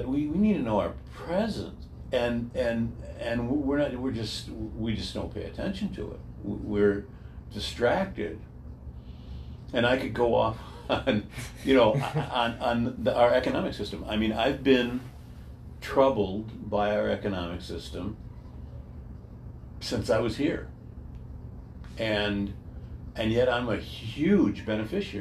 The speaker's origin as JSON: {"language": "English", "town": "Royal Oak", "region": "Michigan", "country": "United States", "tie": "born or raised there", "said": "I grew up in Royal Oak"}